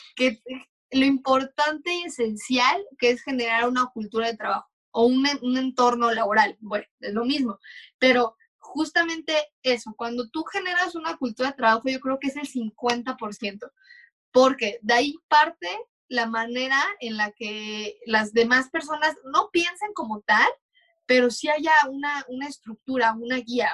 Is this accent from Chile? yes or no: no; Mexico; como mexicanos